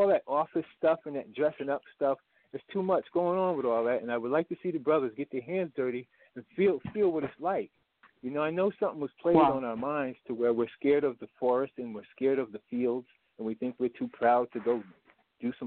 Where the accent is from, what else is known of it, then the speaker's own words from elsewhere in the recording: New England, United States; also born or lived in Alabama; I'm from New England